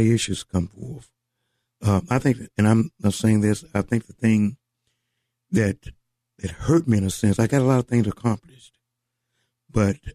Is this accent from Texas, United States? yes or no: yes; Amarillo, Texas, United States; moved away as an adult; also born or lived in Dallas, Texas; I was born and raised in Amarillo, Texas